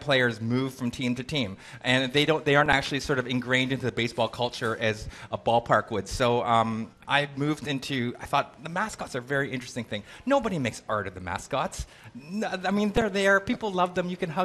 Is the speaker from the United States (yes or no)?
no; Canada; I'm Canadian